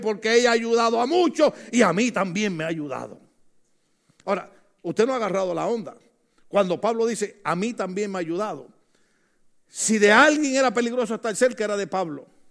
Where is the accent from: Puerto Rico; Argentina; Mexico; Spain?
Puerto Rico; moved away; En mi país, en Puerto Rico